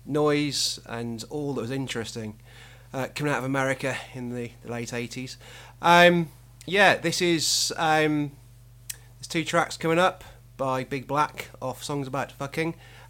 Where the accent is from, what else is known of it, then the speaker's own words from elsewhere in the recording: Wolverhampton, West Midlands, United Kingdom; When I was about 15, growing up in Wolverhampton, it wasn't the most cosmopolitan of places